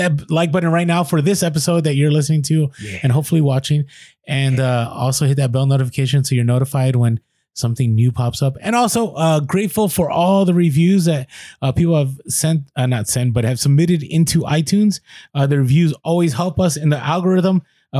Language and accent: English; San Diego, California, United States; now in Maryland, United States; I'm from San Diego too. Nice. I grew up in the South Bay. We now live in Maryland, close to DC and Baltimore.